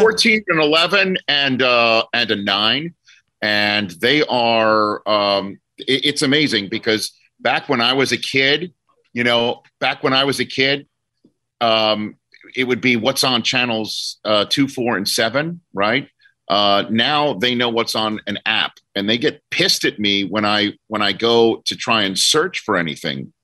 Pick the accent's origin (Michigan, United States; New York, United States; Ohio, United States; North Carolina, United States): New York, United States; New York City; moved away as an adult; also born or lived in New Jersey; I'm from New York City